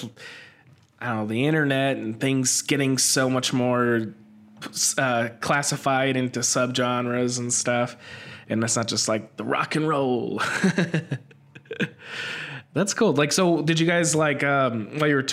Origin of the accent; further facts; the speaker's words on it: Phoenix, Arizona, United States; now in Portland, United States; we're both live in Portland right now, but I'm originally from Phoenix